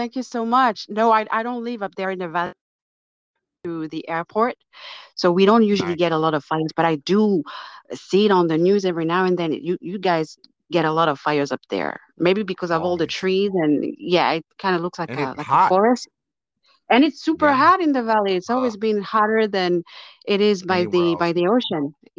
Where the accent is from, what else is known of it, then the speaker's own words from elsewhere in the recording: France; English is a second language; also born or lived in England; now in United States; I was born and raised in France, but I lived in England for 9 years before coming here to the States. So I feel somehow a stronger connection to England than I do, you know, with France.